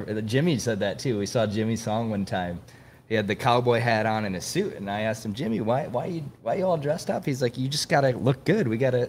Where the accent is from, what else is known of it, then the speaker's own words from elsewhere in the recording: London, United Kingdom; You're not an Austin guy, right? No, I'm from London.